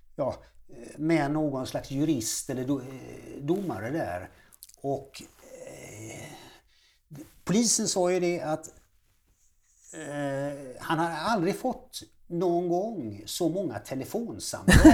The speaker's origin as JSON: {"language": "Swedish", "town": "Gothenburg", "region": "Västra Götaland", "country": "Sweden", "tie": "born or raised there", "said": "jag är född i Göteborg alltså och eh, uppvuxen i Göteborg"}